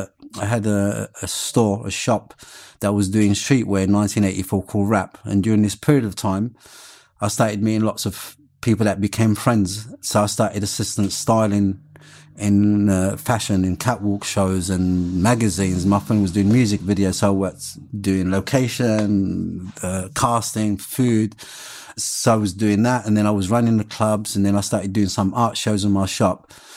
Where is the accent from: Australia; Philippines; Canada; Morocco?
Morocco; also born or lived in London, United Kingdom; So there was part of me being a Londoner and part of me being Moroccan.